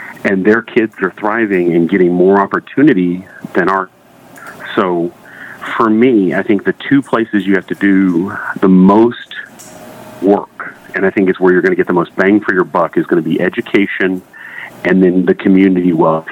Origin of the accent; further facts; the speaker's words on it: Waco, Texas, United States; I was born and raised in Waco, Texas